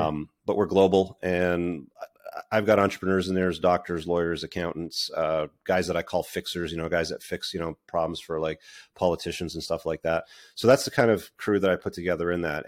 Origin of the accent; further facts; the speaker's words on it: Toronto, Ontario, Canada; also born or lived in United Kingdom; I was born in the U K, but I grew up mostly in the Greater Toronto Area.